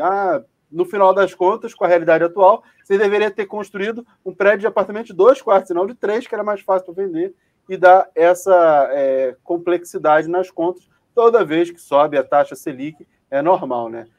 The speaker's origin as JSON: {"language": "Portuguese", "region": "Rio de Janeiro", "country": "Brazil", "said": "Eu sou carioca"}